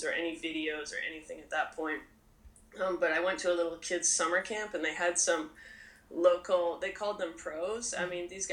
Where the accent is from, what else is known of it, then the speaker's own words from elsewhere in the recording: Kelowna, British Columbia, Canada; I'm from British Columbia, Canada. I grew up, like, about a 6-hour drive inland from Vancouver near a town called Kelowna.